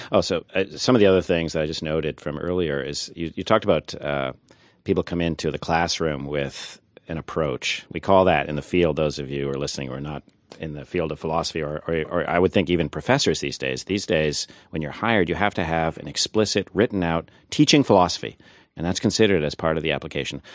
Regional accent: Thunder Bay, Ontario, Canada; now in United States; I grew up in Thunder Bay, Ontario, so my Canadian creds are actually better than yours

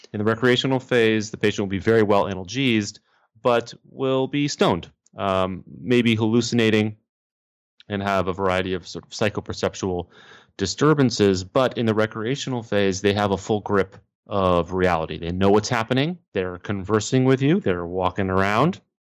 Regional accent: Texas, United States; moved away as an adult; now in New York City, United States; I am from Texas, but, um, I live and work in New York City

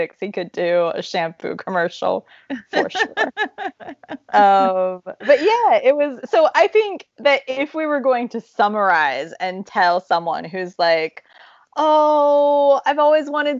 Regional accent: Ohio, United States; now in Czech Republic; I'm from Ohio.

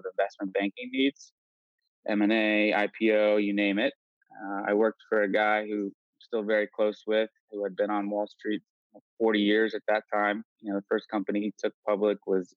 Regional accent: West Palm Beach, Florida, United States; born or raised there; also born or lived in Arlington Heights, Illinois

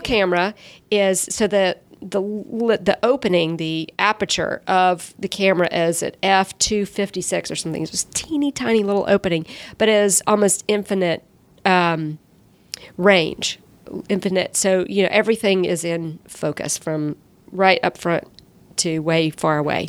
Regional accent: Columbus, United States; now in Atlanta, United States; there weren't really great art classes when I was growing up in Columbus

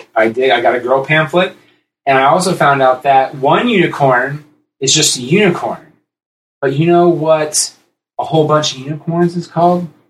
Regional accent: Columbus, Ohio, United States; we grew up here in Columbus

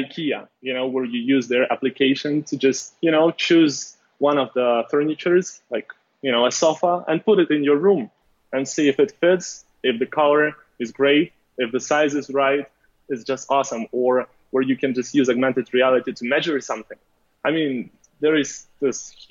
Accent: Ukraine; moved away as an adult; now in Los Angeles, United States; I'm from Ukraine. So basically, I moved to Los Angeles more than 2 years

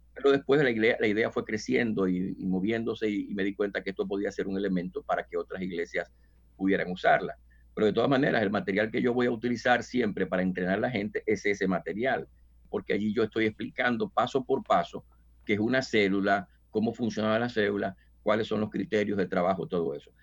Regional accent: Dominican Republic; moved away as an adult; now in New York, United States; en República Dominicana, de donde soy oriundo

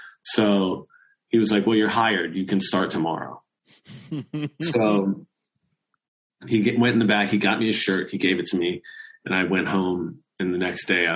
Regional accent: Maryland, United States; I'm from Maryland

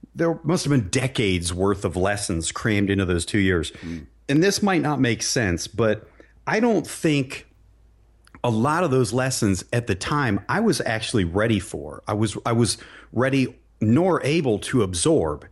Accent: Barberton, Ohio, United States; I grew up in Barberton, Ohio, a blue collar town

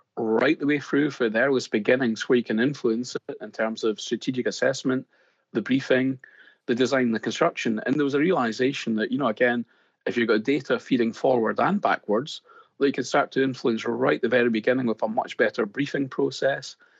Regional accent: Scotland, United Kingdom; accent: Scottish; as you can probably tell by my accent straight off, uh, I, I, am Scottish

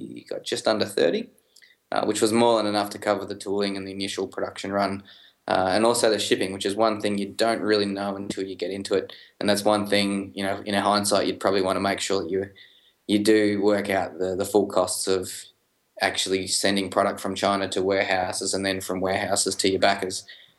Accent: Melbourne, Victoria, Australia; we're two guys from Melbourne

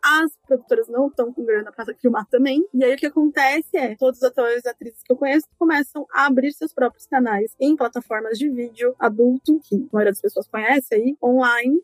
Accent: São Paulo, Brazil; Eu sou paulistana

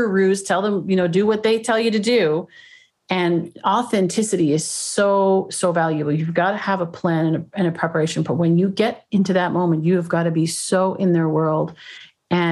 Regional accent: Canada; moved away as an adult; also born or lived in Toronto; now in California, United States; I used to do these when I was in Toronto. I'm originally from Canada. I live down here now, but in California.

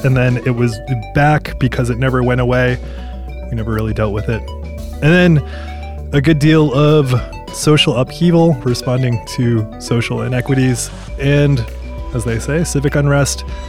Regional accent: Maine, United States; moved away; I'm originally from Maine

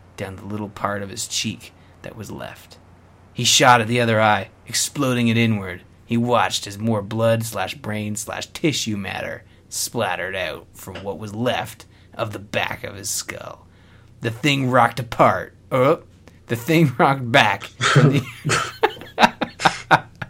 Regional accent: Canada; I'm Canadian

